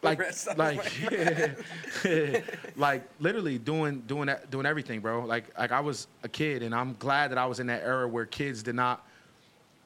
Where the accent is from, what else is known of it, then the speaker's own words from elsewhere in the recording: New Jersey, United States; moved away as an adult; now in Buffalo, United States; I grew up in Jersey